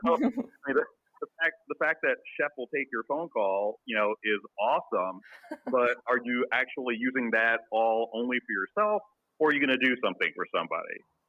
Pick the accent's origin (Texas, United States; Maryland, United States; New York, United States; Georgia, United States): New York, United States; Queens; So I grew up in New York.